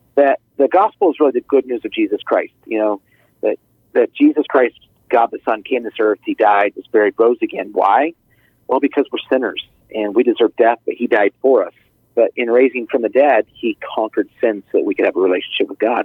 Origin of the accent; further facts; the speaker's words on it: Idaho, United States; moved away; I grew up in Idaho